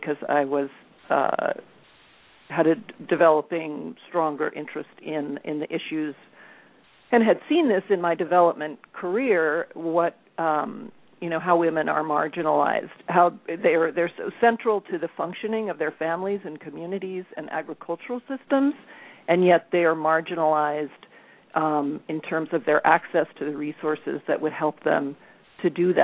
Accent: Colorado, United States; I grew up in Colorado.

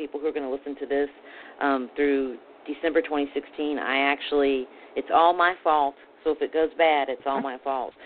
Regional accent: Alabama, United States; I'm from Alabama

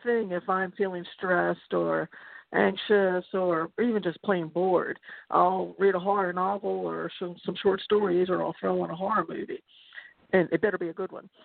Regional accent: Baltimore, Maryland, United States; I grew up in Baltimore

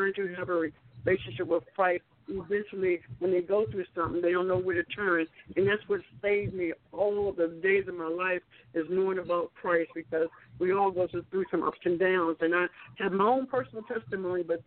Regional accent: Baltimore, Maryland, United States; now in Alabama, United States; I'm originally from Baltimore, Maryland

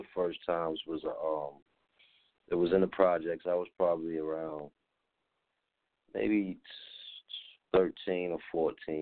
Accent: New Rochelle, New York, United States; moved away as an adult; now in Atlanta, United States; I'm from New Rochelle, New York, out of Westchester County

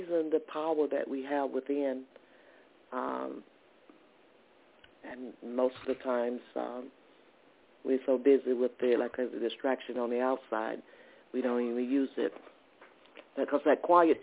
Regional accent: the South, United States; moved away as an adult; also born or lived in New Jersey / Georgia; I'm originally from the South

